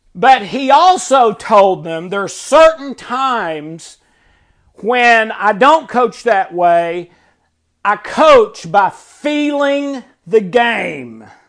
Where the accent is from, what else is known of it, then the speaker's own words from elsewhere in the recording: Tennessee, United States; I've never lived anywhere but Tennessee